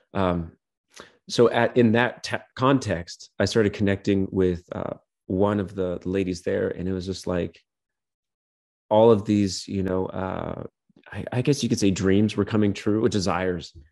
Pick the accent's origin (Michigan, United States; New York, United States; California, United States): California, United States; Clear Lake Basin; also born or lived in Portland; the Clear Lake Basin, my hometown